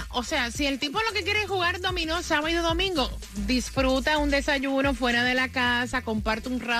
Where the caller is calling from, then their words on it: Puerto Rico; De Puerto Rico, gatita.